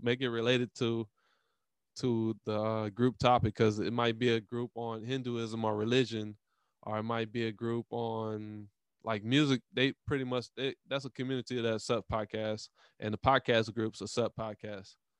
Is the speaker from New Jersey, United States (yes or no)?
no; Louisiana, United States; I live in Louisiana. I'm from Louisiana